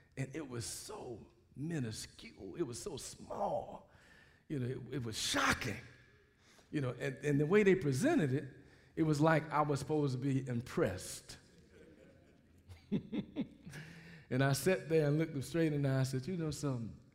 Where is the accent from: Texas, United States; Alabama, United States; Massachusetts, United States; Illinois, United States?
Alabama, United States; Mobile; moved away; I grew up in Mobile, Alabama.